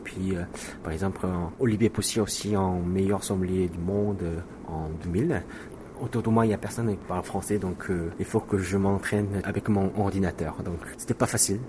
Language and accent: French; South Korea; French is a second language; moved away; also born or lived in France; travailler dans mon pays, en Corée du Sud